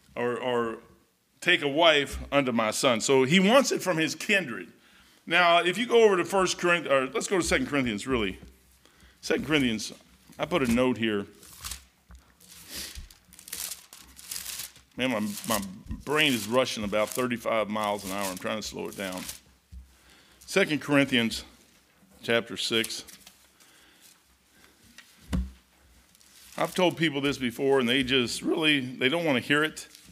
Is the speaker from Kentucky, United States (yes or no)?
yes; Kentucky, United States; I am from Kentucky. I'm a hillbilly.